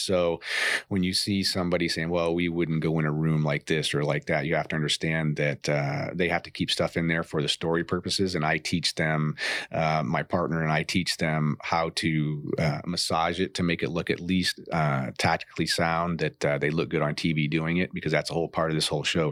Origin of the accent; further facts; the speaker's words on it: Maine, United States; moved away as an adult; also born or lived in San Diego; growing up in Maine